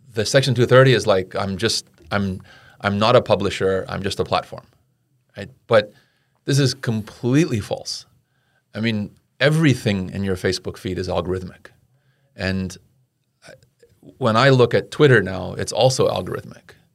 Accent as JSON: {"language": "English", "country": "United States", "said": "as an American"}